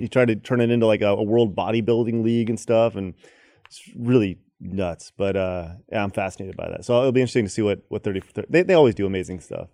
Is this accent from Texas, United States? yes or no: yes; Dallas, Texas, United States; also born or lived in Los Angeles / Orlando; I'm Texan, through and through